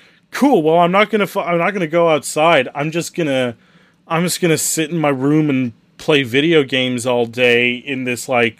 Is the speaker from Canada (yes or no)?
yes; Canada; I'm Canadian.